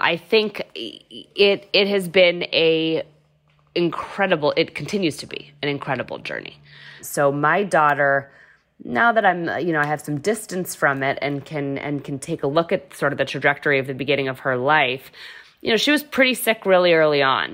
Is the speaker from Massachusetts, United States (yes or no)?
yes; Massachusetts, United States; also born or lived in New Hampshire; I am actually from Massachusetts, but went to U N H